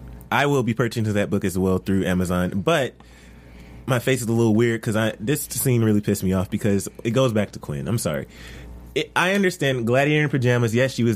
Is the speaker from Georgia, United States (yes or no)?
yes; Georgia, United States; Georgia, my home state.